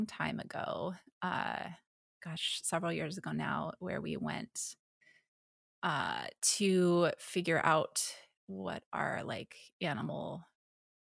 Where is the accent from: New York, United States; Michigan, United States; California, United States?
California, United States; San Jose; also born or lived in Portland; now in San Diego, United States; I've lived in San Jose, California is where I grew up, and then I moved up to Portland and now I'm in San Diego